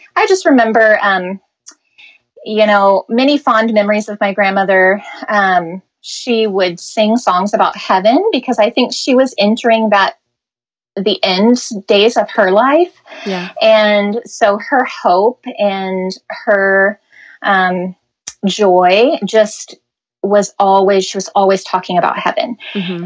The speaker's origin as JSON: {"language": "English", "region": "Midwest", "country": "United States", "tie": "born or raised there", "also_born_or_lived": "Los Angeles", "moved": "as an adult", "said": "growing up in the Midwest, growing up very sheltered"}